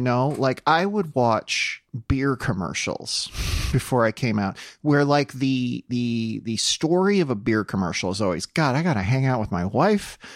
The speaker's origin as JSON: {"language": "English", "region": "South Dakota", "country": "United States", "tie": "born or raised there", "moved": "yes", "said": "where I grew up in South Dakota"}